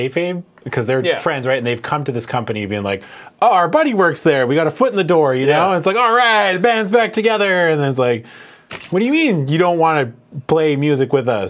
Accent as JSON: {"language": "English", "country": "Canada", "said": "we're Canadian?"}